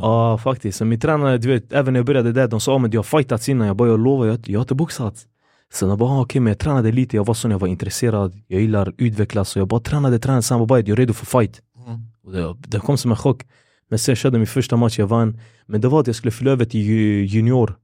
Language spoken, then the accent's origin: Swedish; Gothenburg, Västra Götaland, Sweden; also born or lived in Kurdistan; Vi bodde i Hammarkullen i Angered och det fanns en taekwondoklubb. Den hette Lejon Taekwondo och det var en kurdägare då vi är från Kurdistan